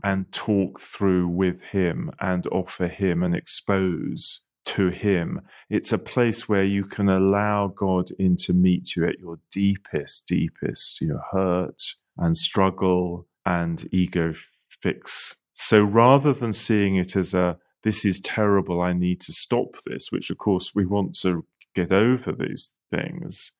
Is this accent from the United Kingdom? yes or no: yes; United Kingdom; I'm British